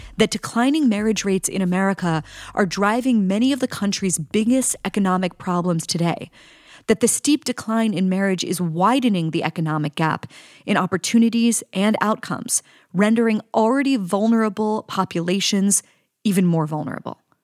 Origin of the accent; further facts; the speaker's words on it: Pittsburgh, Pennsylvania, United States; I'm from Pittsburgh, used to be a manufacturing town.